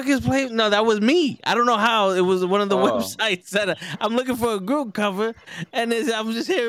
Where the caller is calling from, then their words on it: Brooklyn, New York, United States; Yeah, I'm watching from the Brooklyn.